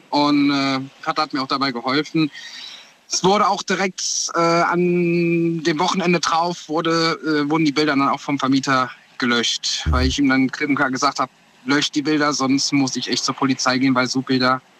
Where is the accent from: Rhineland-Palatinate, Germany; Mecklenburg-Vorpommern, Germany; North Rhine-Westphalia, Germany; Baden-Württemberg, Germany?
Rhineland-Palatinate, Germany; Koblenz; Ich komme aus der Ecke von Koblenz.